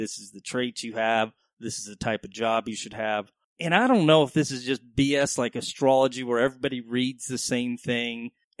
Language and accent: English; Dallas, Texas, United States; I am from Texas. I grew up in Dallas.